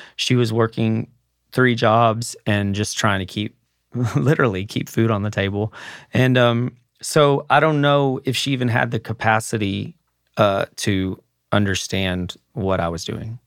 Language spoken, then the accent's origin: English; Mineral Wells, Texas, United States; my hometown of Mineral Wells, Texas